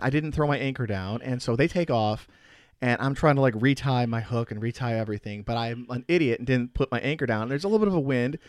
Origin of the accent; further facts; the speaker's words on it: Chicago, Illinois, United States; growing up in the Chicago area